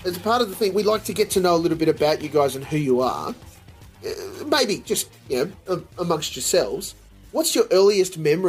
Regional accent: Australia; I'm as Aussie as they come

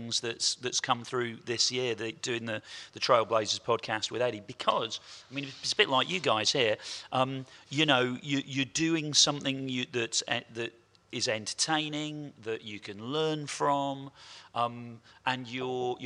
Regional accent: Portishead, South West England, United Kingdom; Me and my best mate, …, we grew up in Porter's Head in the southwest of England and went to the same school as ….

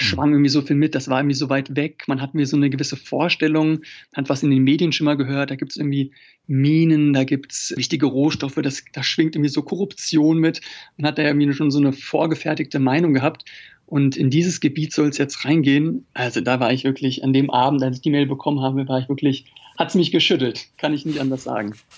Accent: Germany; als Deutscher

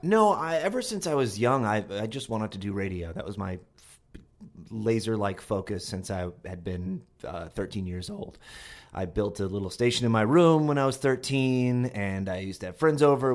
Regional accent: Longmeadow, Massachusetts, United States; From, um, Long Meadow, Massachusetts, which is near Springfield, Massachusetts

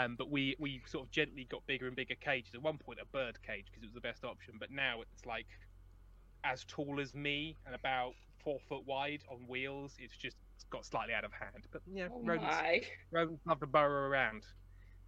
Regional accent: Watford, East of England, United Kingdom; moved away; I'm originally from just outside of London. In a beautiful town of Watford

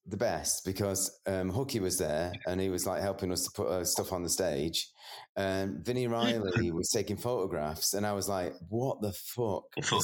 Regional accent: Edinburgh, Scotland, United Kingdom; Oh, that's right. Yeah. I'm an Edinburgh man.

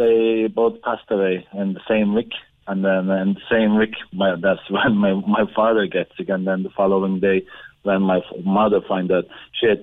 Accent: Ankara, Turkey; moved away; we are from Ankara, it's the capital of the Turkey

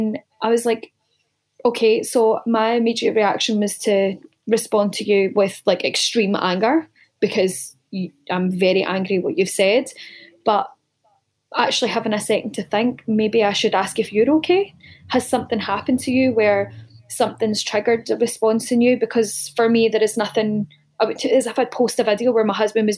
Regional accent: Greenock, Scotland, United Kingdom; moved away; growing up in Scotland, everyone's heavy-handed. It's not unusual to get smacked back home.

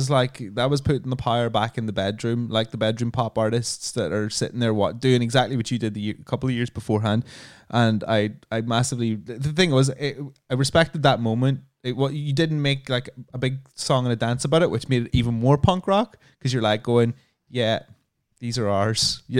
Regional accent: Ireland; Because like I grew up in Ireland, like LA.

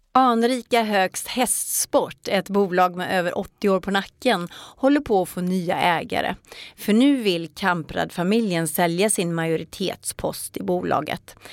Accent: Ulricehamn, Västra Götaland, Sweden; i min hemstad Ulricehamn

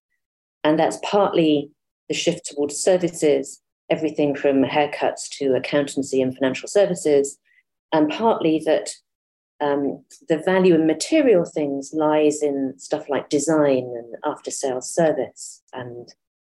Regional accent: Ramsbottom, North West England, United Kingdom; moved away; also born or lived in Cambridge; I grew up in Ramsbottom, actually, which has changed an awful lot since I left in the early 1980s

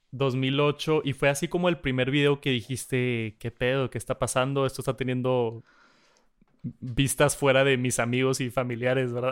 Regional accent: Monterrey, Nuevo León, Mexico; acá en Monterrey. Estamos bien agringados, ¿no? vemos mucho contenido de Estados Unidos y, yo, por más mal que suene y que soy mexicano al 100%

